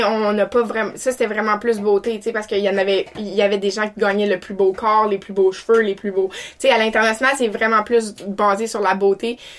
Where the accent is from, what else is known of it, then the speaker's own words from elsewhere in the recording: New Brunswick, Canada; moved away as an adult; now in Quebec City, Canada; je suis originaire de Camilton, McLeod, en fait, au Nouveau-Brunswick